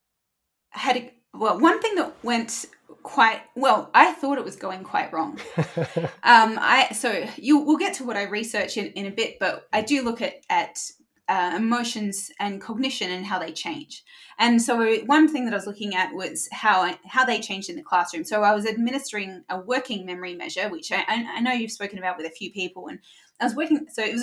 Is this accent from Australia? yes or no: yes; Adelaide, South Australia, Australia; moved away as an adult; also born or lived in Chicago; Adelaide is the capital of South Australia. South Australia is the driest state in the driest country. So it is dry. And sometimes this will be surprising to people in the UK, but sometimes we want rain. Like we're so excited when it does rain. I grew up in drought